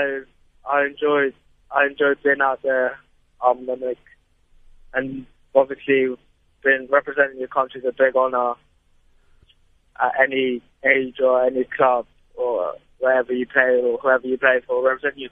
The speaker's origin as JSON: {"language": "English", "town": "Durban", "region": "KwaZulu-Natal", "country": "South Africa", "tie": "born there", "said": "Well, my nan's from the Eastern Cape, and I was born in Durban, but my dad lives in Johannesburg."}